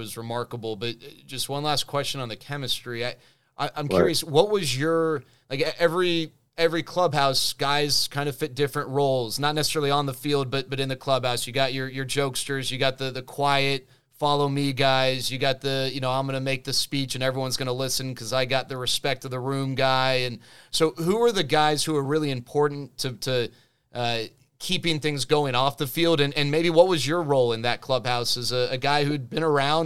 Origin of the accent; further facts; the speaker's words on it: the Metroplex, Texas, United States; as a kid growing up in the Metroplex